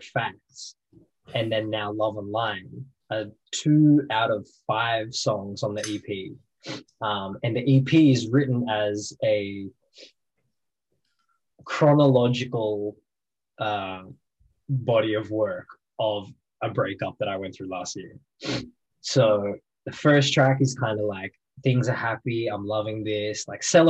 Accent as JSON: {"language": "English", "town": "Wollongong", "region": "New South Wales", "country": "Australia", "tie": "born or raised there", "also_born_or_lived": "Albion Park", "said": "I grew up playing bars in Wollongong and singing in cafes and busking"}